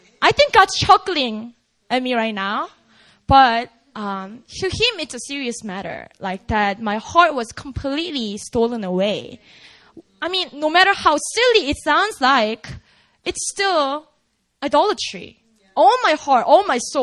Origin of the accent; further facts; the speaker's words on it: South Korea; now in United States; I grew up in Korea